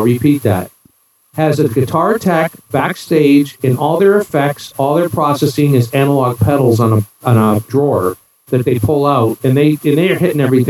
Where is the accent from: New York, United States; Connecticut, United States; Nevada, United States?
New York, United States; moved away; I'm originally from New York, born and raised